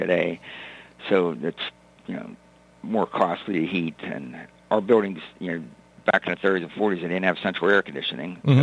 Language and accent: English; North Huntington, Pennsylvania, United States; also born or lived in McKeesport, Pennsylvania; I grew up in North Huntington um, from the Westmoreland County area